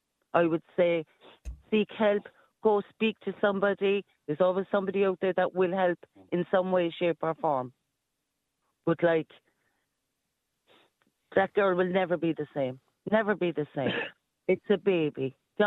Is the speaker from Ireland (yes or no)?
yes; Ireland; I'm Irish.